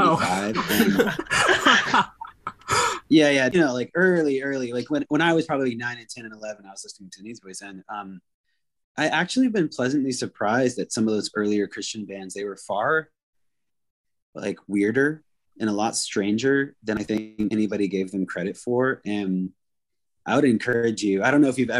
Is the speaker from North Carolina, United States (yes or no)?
no; Anacortes, Washington, United States; the music scene I grew up in Anacortes, Washington